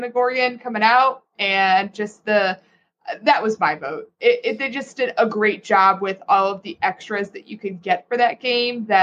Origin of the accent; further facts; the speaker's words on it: Ohio, United States; I'm from Ohio.